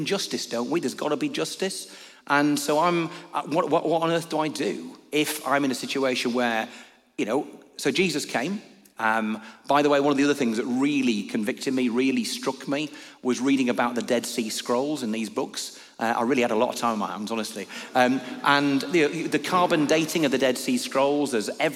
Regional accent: Lancashire, North West England, United Kingdom; moved away as an adult; also born or lived in Newcastle

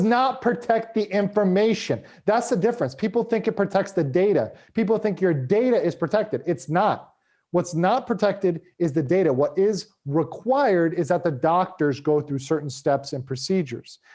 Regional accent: United States; as an American living in the U S

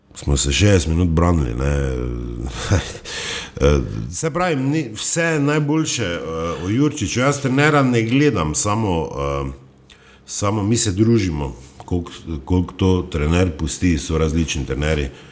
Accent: Styria, Slovenia; Štajerci smo

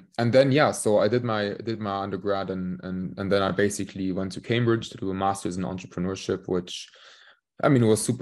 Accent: Königstein, Hesse, Germany; moved away as an adult; also born or lived in Warwick, United Kingdom / London, United Kingdom; I'm from the place called Königstein, just outside of Frankfurt. So I grew up here.

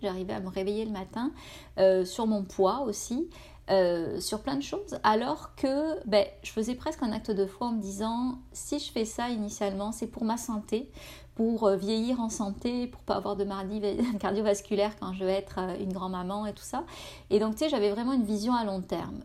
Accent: France; moved away as an adult; now in Canada

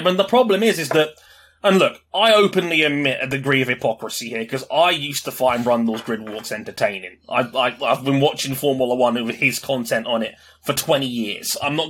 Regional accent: United Kingdom; being the British guy

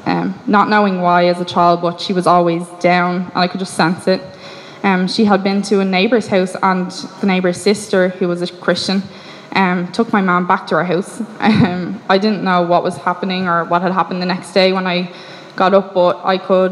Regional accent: Ireland; I grew up in Ireland

